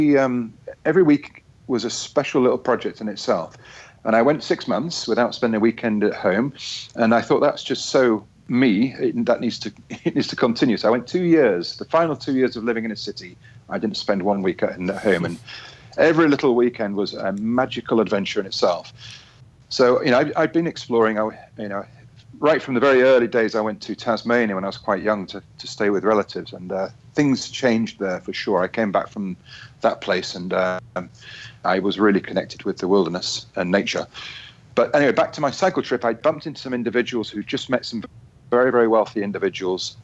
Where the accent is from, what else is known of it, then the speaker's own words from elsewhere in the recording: Yorkshire and the Humber, United Kingdom; from my hometown in Yorkshire